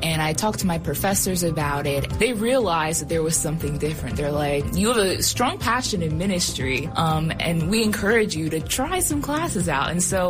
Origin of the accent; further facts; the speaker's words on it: Pennsylvania, United States; I'm originally from Pennsylvania.